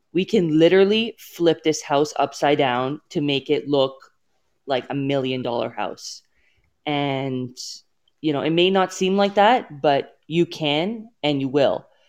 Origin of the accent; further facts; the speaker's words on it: Toronto, Ontario, Canada; moved away as an adult; now in Edmonton, Canada; born and raised in Toronto, and, um, so I am from here